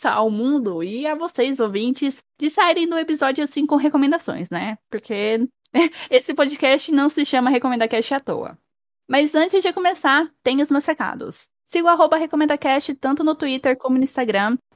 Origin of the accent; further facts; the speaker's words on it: Brazil